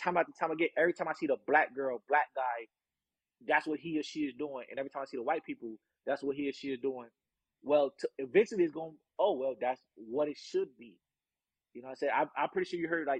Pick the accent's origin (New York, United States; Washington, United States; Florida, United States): Florida, United States; South; also born or lived in Georgia; I was born in Georgia, the country, but before I turned one, I was in Palm Beach, you know, South Miami and shit, South Florida.